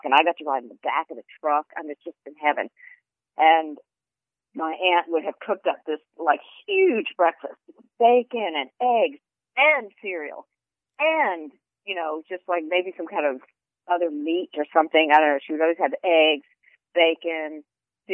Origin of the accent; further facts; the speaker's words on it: New Jersey, United States; also born or lived in Weehawken, New Jersey / Rutherford, New Jersey; I grew up in Weehawken in New Jersey first, and then my family, after my grandmother died, we lived in her house, and we lived in Rutherford, New Jersey